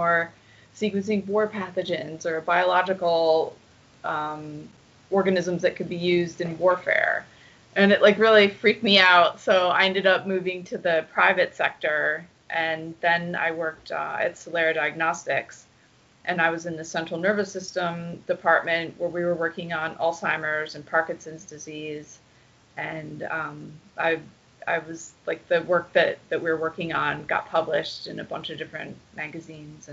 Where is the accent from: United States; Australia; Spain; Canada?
United States; Michigan; moved away; I grew up in Michigan